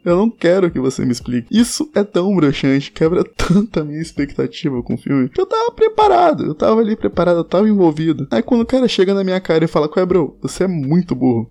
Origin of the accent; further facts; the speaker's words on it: Espírito Santo, Brazil; Eu sou capixaba